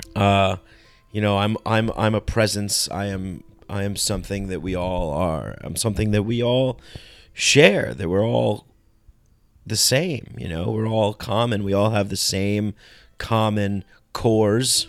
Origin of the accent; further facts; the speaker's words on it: New York, United States; I grew up in New York